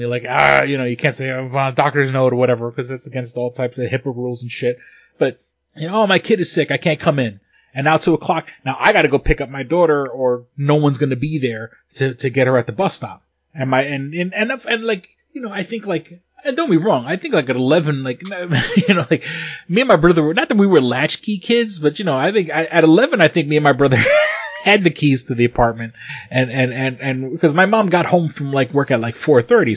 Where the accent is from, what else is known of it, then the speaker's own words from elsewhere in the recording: United States; I'm American